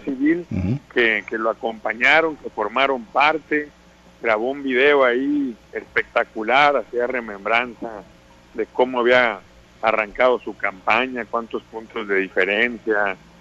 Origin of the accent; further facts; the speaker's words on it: Sinaloa, Mexico; los sinaloenses somos mexicanos